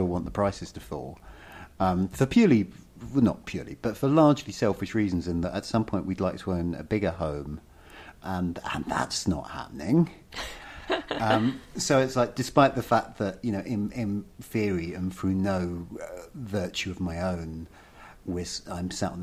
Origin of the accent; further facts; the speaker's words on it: suburban London, United Kingdom; I'm from suburbia. So I'm from one of those places that hardly anyone there would consider it London, but anyone from outside the southeast of England obviously would.